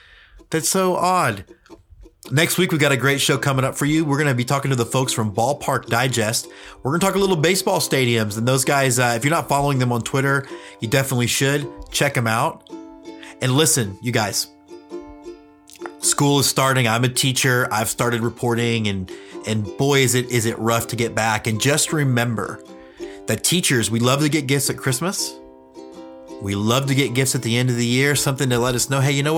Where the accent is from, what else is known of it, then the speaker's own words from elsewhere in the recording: Texas, United States; I am a proud Texan